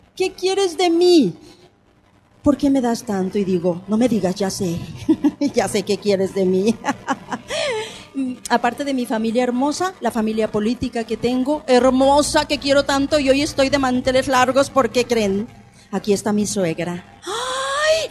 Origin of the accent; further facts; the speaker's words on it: Mexico; somos los mexicanos